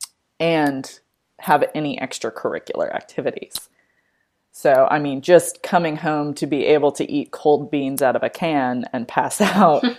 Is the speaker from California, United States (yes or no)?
yes; Colorado, California, United States; moved away as an adult; now in East Coast, United States; I'm from Colorado. But spent most of our lives on the West Coast in California. And we both moved to the East Coast around the same time